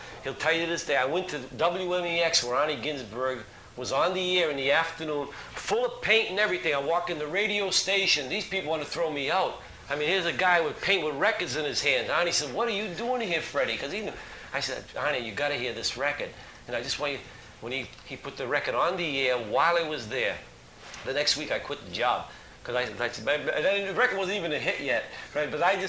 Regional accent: Boston, Massachusetts, United States; You know, I'm from Boston.

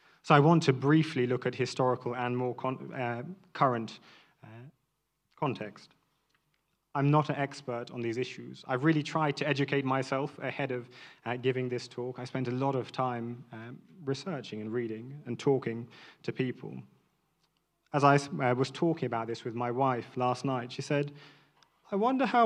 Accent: London, United Kingdom; a mixed-race man born and raised in London

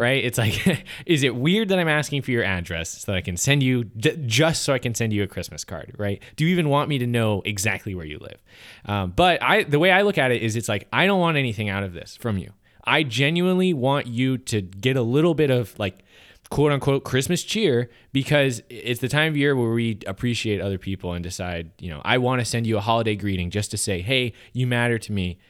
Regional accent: United States; as an American

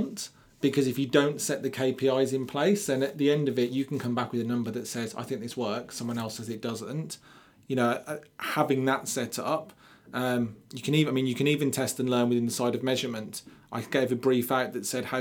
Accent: Birmingham, West Midlands, United Kingdom; I'm from Birmingham.

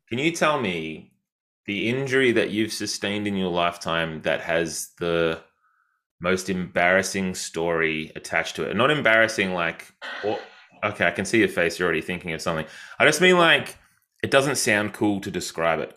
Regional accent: Yarram, Victoria, Australia; I'm from a tiny place called Yarram

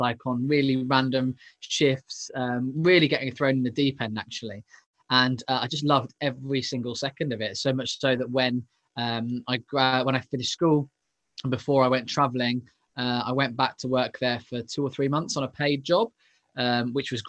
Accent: Leighton Buzzard, East of England, United Kingdom; I grew up in the home counties, so in a little place called Leighton Buzzard, which is just north of London.

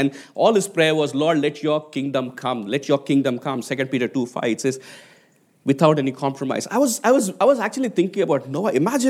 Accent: Hyderabad, Telangana, India; I mean, growing up in Hyderabad as a 1980s kid, and Hyderabad is actually where I was born, is actually one of the IT hubs

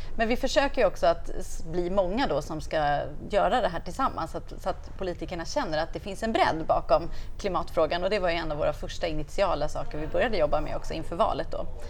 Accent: Stockholm, Stockholm County, Sweden; moved away as an adult; now in Uppsala, Sweden; Jag kommer ifrån Stockholm, flyttade till Uppsala i början på 90-talet och har bott där

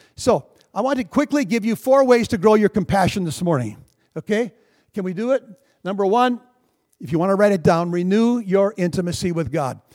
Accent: Minnesota, United States; I'm a Minnesotan

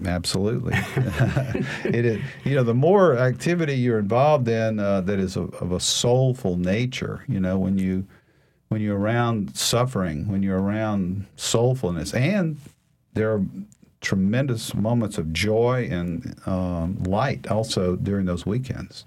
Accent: Alexandria, Louisiana, United States; moved away; I grew up in Alexandria, uh, graduated from high school there

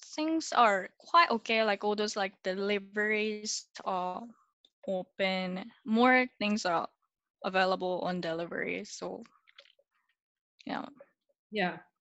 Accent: Japan; now in Singapore; I'm originally from Japan and now living in Singapore

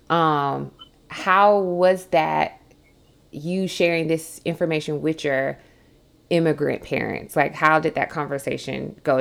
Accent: South Georgia, United States; also born or lived in Atlanta; I grew up in South Georgia, and mm. um, very rural

